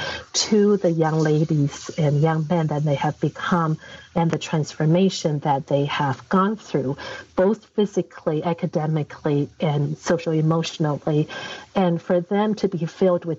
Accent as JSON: {"language": "English", "country": "China", "tie": "born or raised there", "moved": "yes", "lives_now": "United States", "said": "I came to America, I think now that I know what America is like, obviously, I'm more American than Chinese in many ways"}